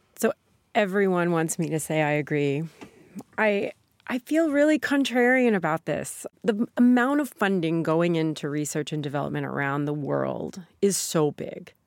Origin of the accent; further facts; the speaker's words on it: Sikeston, Missouri, United States; moved away; my hometown, Sikeston, trucking is the main industry there